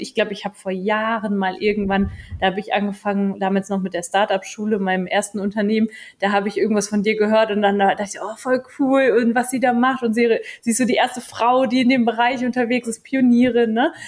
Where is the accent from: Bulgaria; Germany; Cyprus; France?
Germany; bei uns in Deutschland